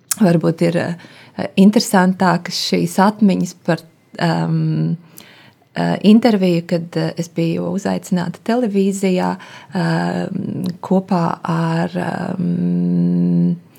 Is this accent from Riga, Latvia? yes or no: yes; Riga, Latvia; also born or lived in Suiti region, Kurzeme (summers with grandparents); esmu dzimusi Rīgā, bet um, mani vecvecāki nāk no kurzemes, no Suitu novada